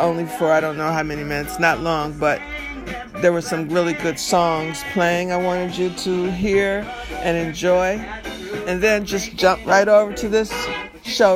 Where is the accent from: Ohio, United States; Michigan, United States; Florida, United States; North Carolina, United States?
Michigan, United States; Detroit; I'm from Detroit